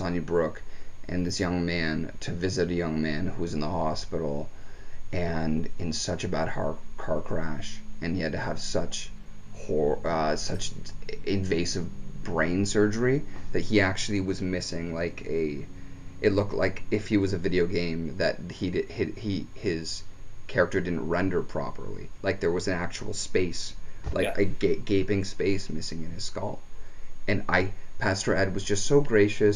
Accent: Stouffville, Ontario, Canada; also born or lived in Markham; I grew up in Stovall, and we had square dance competitions

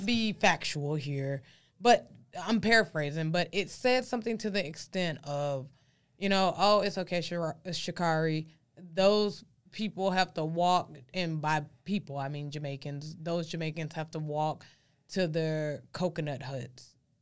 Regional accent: Dallas, Texas, United States; I'm from Texas and I'm from Dallas, Texas

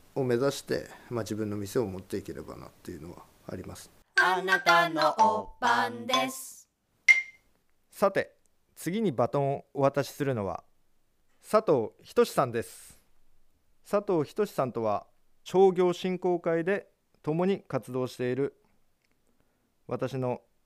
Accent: Japan; 私は現在三十四歳。北方町の上郷というところの出身です

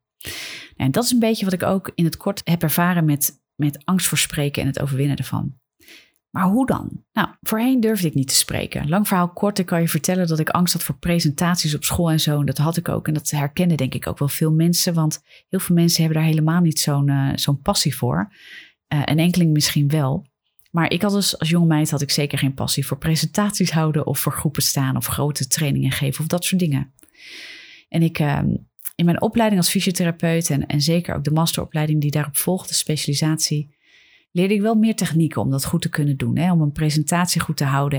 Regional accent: Netherlands; wij hier in Nederland

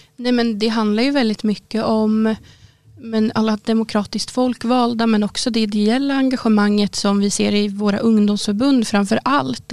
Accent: Boxholm, Östergötland, Sweden; Där jag kommer ifrån i Boxholm

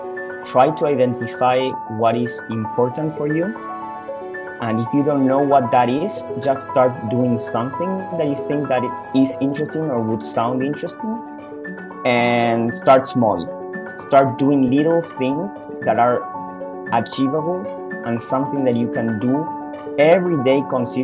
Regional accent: Argentina; moved away as an adult; now in Australia; mostly back in Argentina, my home country, but also here in Australia, since I've been living here for the last 4 years

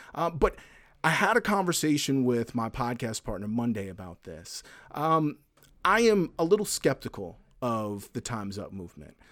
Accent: the South, United States; I grew up in the South

